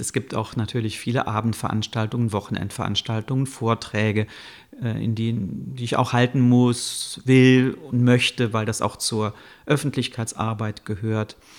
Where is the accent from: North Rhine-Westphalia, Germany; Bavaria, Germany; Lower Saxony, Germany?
North Rhine-Westphalia, Germany; Bonn; also born or lived in Cologne; Ich bin in Bonn geboren und auch in der Nähe aufgewachsen